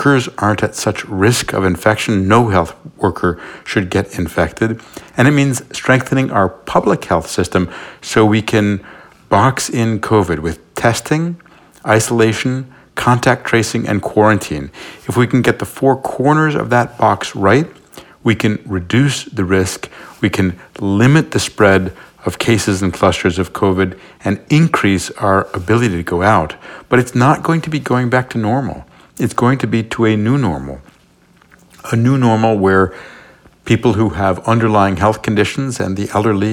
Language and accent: English; New York City, New York, United States; I was born in New York City